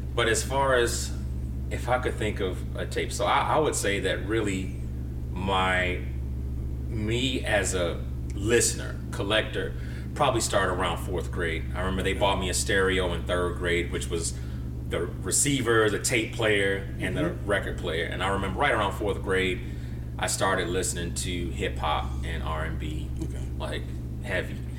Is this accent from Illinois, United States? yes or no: yes; Chicago, Illinois, United States; I was born and raised in Chicago. I was born on the South Side uh, at Mercy Hospital